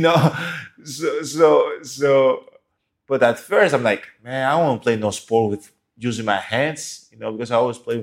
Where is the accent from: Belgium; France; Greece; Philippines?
Greece; moved away as an adult; now in United States; I was born and raised in Greece